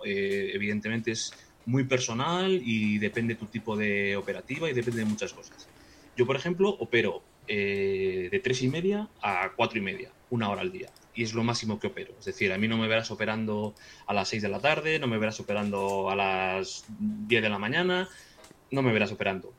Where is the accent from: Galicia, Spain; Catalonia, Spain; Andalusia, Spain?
Galicia, Spain; Vigo; soy de, soy de Vigo